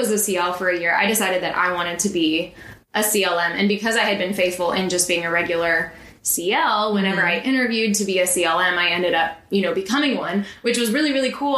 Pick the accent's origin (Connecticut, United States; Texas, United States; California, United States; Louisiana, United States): Texas, United States; Burleson; also born or lived in Joshua, Texas; I grew up in Joshua in Burleson, Texas, which is just south of Fort Worth, so in the suburbs.